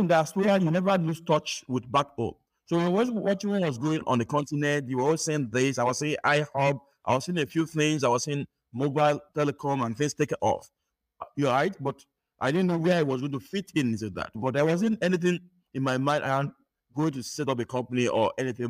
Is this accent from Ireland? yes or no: no; Nigeria; moved away as an adult; now in United States; growing up in Nigeria, I had a first class in computer engineering